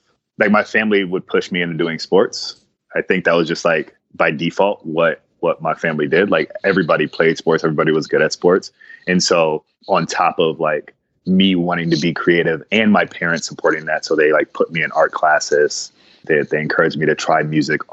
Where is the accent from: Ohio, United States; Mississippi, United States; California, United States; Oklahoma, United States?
Ohio, United States; Cleveland; now in San Diego, United States; I grew up in Cleveland, Ohio.